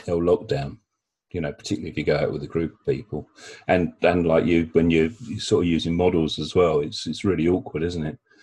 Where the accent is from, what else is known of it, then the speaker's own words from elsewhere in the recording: South East England, United Kingdom; my hometown